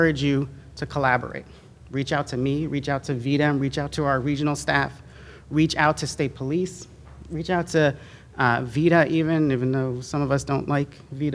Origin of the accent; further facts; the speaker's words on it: New York, United States; I'm from New York